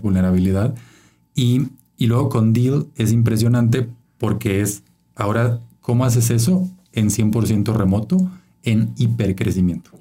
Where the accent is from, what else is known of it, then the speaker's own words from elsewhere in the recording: Chiapas, Mexico; moved away as an adult; now in Mexico City, Mexico; soy de Chiapas, ¿no? El estado más pobre de México y y eso me marcó, siempre creciendo en esa desigualdad sistémica.